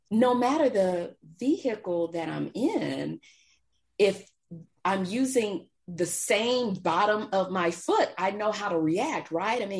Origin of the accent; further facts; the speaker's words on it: Texas, United States; Growing up in Texas, back in the day, my understanding was it was illegal.